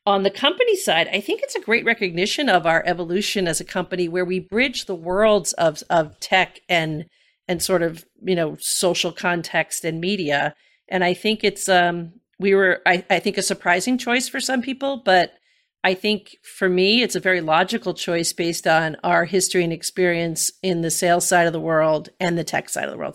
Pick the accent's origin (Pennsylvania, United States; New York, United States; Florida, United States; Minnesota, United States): New York, United States; New York City; like a Bronx girl made good